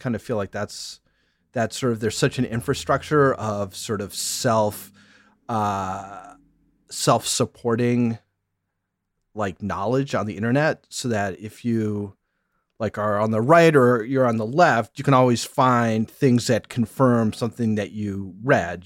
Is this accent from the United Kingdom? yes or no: no; Syracuse, New York, United States; we moved all over the place until I was in fifth grade, and then we settled, uh, in, just outside Syracuse, New York, upstate New York